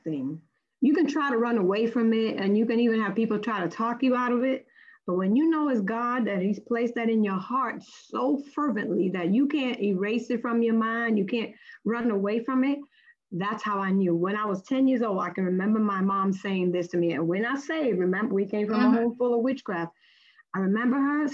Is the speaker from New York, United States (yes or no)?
yes; New York City, New York, United States; I was born and raised in Brooklyn, New York